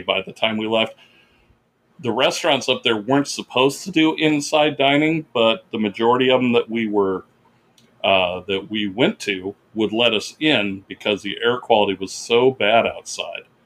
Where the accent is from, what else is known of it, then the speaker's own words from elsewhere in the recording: Orland, California, United States; moved away; I went up to Northern California uh, because I wanted to show Becky, my girlfriend, my hometown